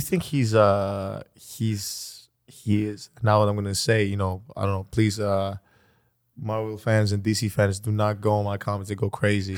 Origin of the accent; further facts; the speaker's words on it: Athens, Attica, Greece; I was born in Athens, Greece